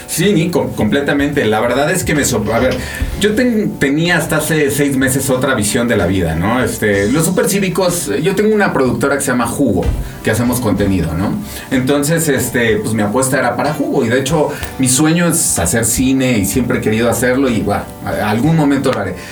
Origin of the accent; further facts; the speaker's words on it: Mexico; como mexicano